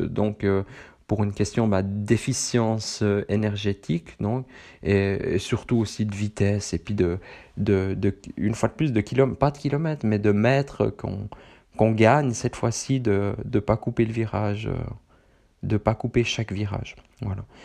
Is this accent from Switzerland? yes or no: yes; Switzerland; accent: Swiss, from the very middle of Switzerland; moi j'ai un accent euh, suisse, du plein milieu de la Suisse, peut-être pas autant poussé que, que d'autres personnes de ma région